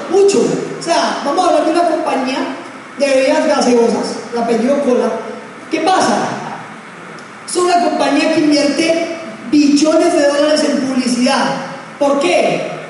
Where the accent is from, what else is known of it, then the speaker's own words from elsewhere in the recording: Pereira, Risaralda, Colombia; Si usted y yo como pereiranos, como colombianos, entendemos esto, entendemos que tenemos una oportunidad que pocas veces se nos presenta.